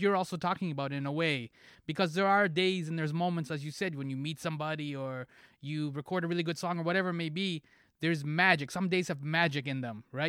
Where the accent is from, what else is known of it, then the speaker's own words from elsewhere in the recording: Toronto, Ontario, Canada; I'm from Toronto